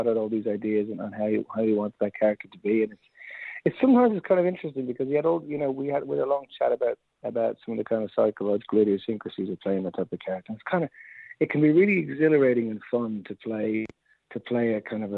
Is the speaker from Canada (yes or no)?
no; Dublin, Leinster, Ireland; I'm from Dublin